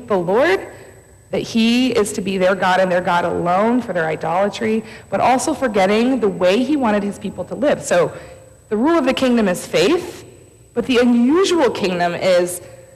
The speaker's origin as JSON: {"language": "English", "town": "Stow", "region": "Ohio", "country": "United States", "tie": "born or raised there", "said": "I grew up in Stowe, Ohio."}